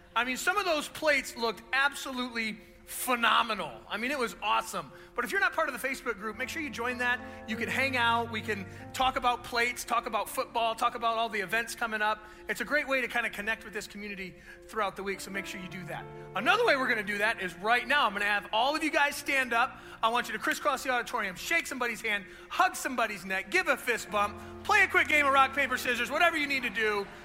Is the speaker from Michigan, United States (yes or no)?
yes; Grosse Pointe, Michigan, United States; I grew up over on the east side, I grew up in Grosse Pointe